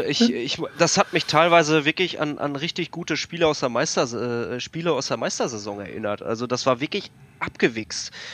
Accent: Münster, North Rhine-Westphalia, Germany

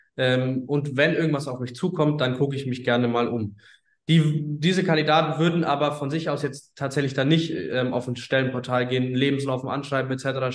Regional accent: Bayreuth, Bavaria, Germany; moved away as an adult; now in Hamburg, Germany; wir kommen ursprünglich tatsächlich aus Bayreuth im schönen Oberfranken

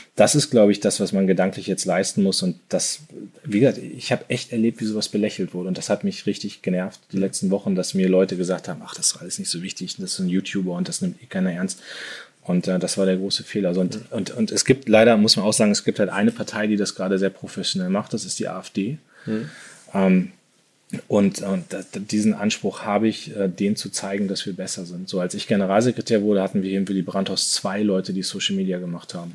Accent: Munster, Lower Saxony, Germany; moved away as an adult; also born or lived in Soltau / Hannover / Düsseldorf / New York; Ich bin äh, in, in Soltau geboren, in Munster, also nicht Münster, sondern Munster aufgewachsen, in Lüneburger Heide

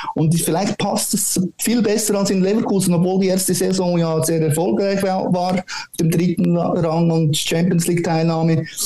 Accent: Switzerland; bei uns in der Schweiz

